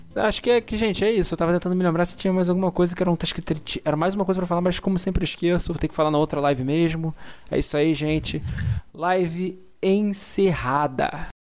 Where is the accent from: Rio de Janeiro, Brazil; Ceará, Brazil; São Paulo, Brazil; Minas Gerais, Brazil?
Rio de Janeiro, Brazil; Eu nasci na Tijuca